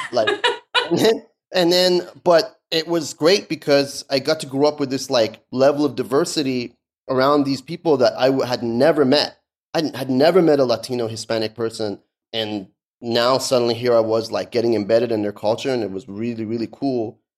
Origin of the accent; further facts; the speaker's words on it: Tehran, Tehran Province, Iran; born there; So I was born in Tehran. My whole family's from Tabriz, the, the you know the north of uh, Iran, and uh, but I was born in Tehran.